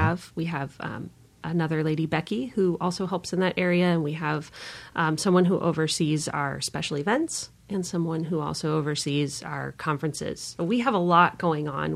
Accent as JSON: {"language": "English", "town": "San Diego", "region": "California", "country": "United States", "tie": "born or raised there", "moved": "yes", "lives_now": "Omaha, United States", "said": "I grew up in San Diego, California, and try to go back there as often as I can"}